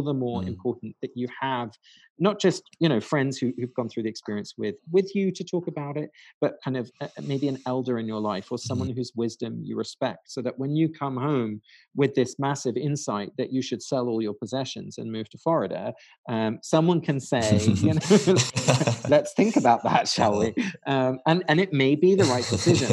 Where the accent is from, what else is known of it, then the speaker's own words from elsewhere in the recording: England, United Kingdom; now in United States; my parents are Dutch. I was born and raised in England. So I always had that kind of split of two homelands. And then now I live in America.